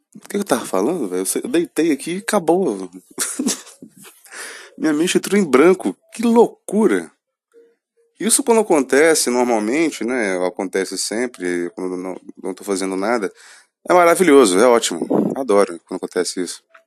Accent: Brazil; sou brasileiro

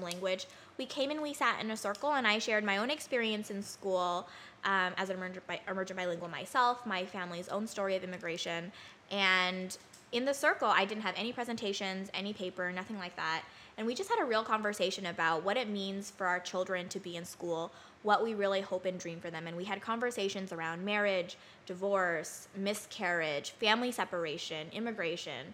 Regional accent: Bay Area, California, United States; now in Southern California, United States; I am from the Bay Area

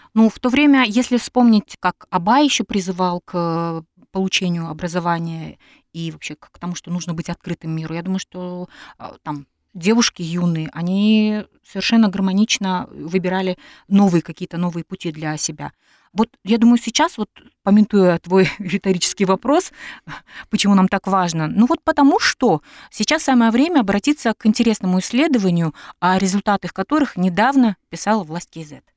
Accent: Semey, Abai Region, Kazakhstan; В дореволюционном Семипалатинске, откуда я родом

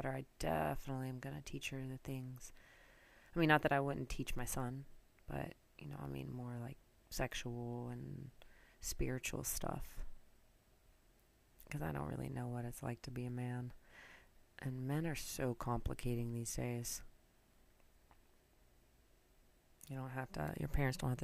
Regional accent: North Carolina, United States; moved away as an adult; now in New York, United States; I'm originally from North Carolina, grew up in the South, moved up to New York probably about, I don't know, 17 years ago, right after college.

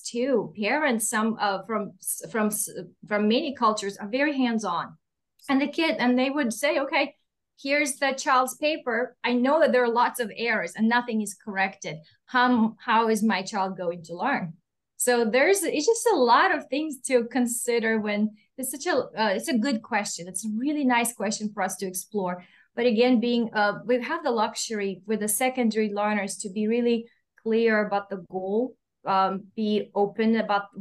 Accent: Russia; accent: Russian; English is a second language; moved away; I'm Russian, I don't think I mentioned it, but you can hear my accent

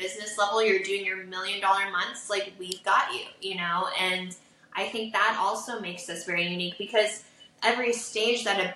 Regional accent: Vancouver, Washington, United States; also born or lived in Portland, Oregon; now in Santa Barbara, United States; I'm actually from Portland, Oregon, that I'm from Vancouver. Like, I was born in Portland, from Vancouver, Washington

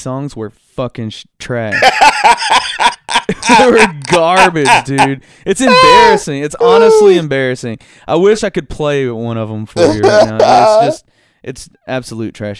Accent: Hartsville, Tennessee, United States; accent: southern; And I would say, Hartsville, Tennessee

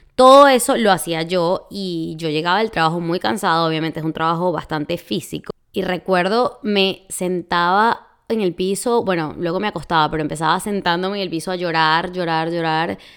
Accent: Venezuela; moved away as an adult; also born or lived in Florida, United States; now in Texas, United States; en mi país así se le dice

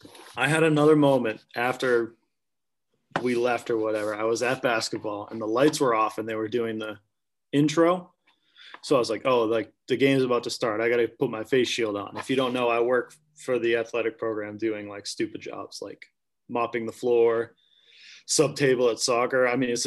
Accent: Clemson, South Carolina, United States; from Clemson, South Carolina.

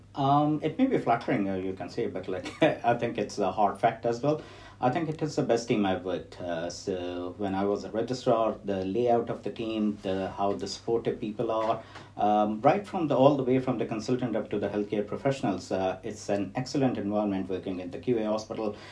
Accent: Lahore, Punjab, Pakistan; moved away as an adult; also born or lived in Wessex region, United Kingdom; now in Portsmouth, United Kingdom; I'm from Pakistan, from Lahore, and I came to UK in 2004.

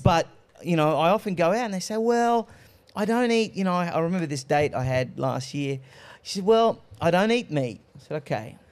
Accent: Australia; I was born in Australia, but I'm of Greek heritage.

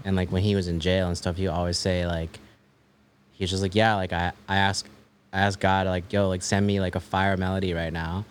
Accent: Maryland, United States; also born or lived in Washington, D.C.; I grew up in, like, the suburbs of Maryland

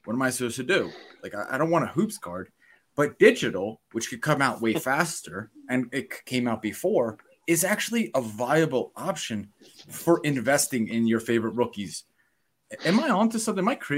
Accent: Philadelphia, Pennsylvania, United States; I'm from Philly

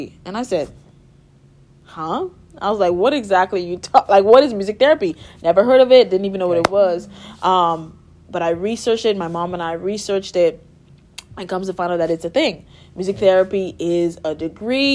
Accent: Nassau, New Providence, Bahamas; moved away as an adult; I'm from Nassau, Bahamas

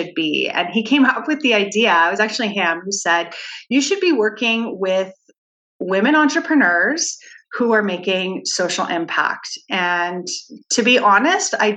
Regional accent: Saskatchewan, Canada; now in Edmonton, Canada; I'm born and raised in Saskatchewan, and I now make my home in Edmonton, Alberta

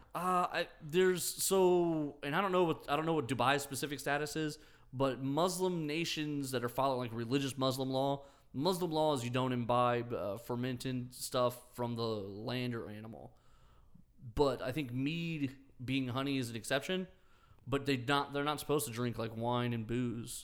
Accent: United States; we're American

